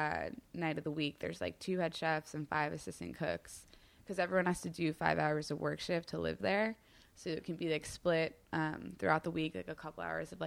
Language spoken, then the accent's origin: English; New York, United States; also born or lived in Berkeley; we both moved back to New York after college because we're both from New York